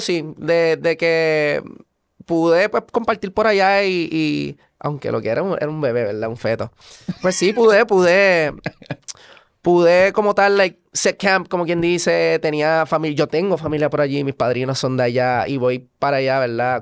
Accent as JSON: {"language": "Spanish", "country": "Puerto Rico", "tie": "born or raised there", "also_born_or_lived": "Virginia, United States", "said": "Yo soy estadounidense, pero criado en Puerto Rico"}